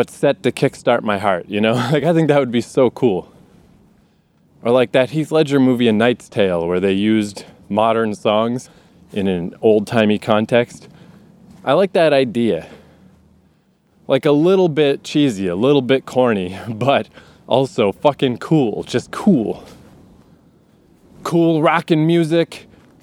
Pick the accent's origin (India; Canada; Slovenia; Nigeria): Canada; Eastern Canada; moved away; I grew up in Eastern Canada